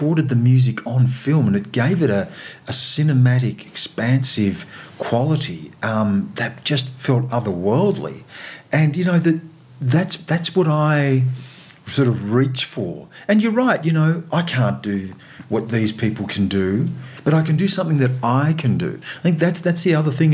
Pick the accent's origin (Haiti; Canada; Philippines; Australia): Australia; as an Australian of Aboriginal and non-Aboriginal heritage